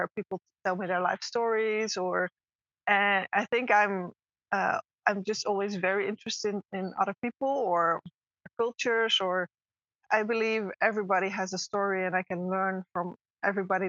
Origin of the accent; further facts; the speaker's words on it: Netherlands; moved away as an adult; I'm originally from the Netherlands